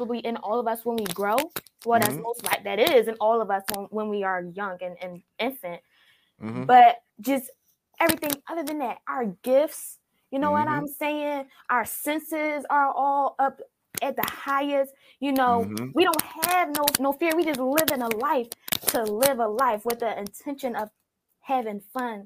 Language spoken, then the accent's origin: English; Philadelphia, Pennsylvania, United States; now in Texas, United States; I'm from Philadelphia. But when I first moved to Texas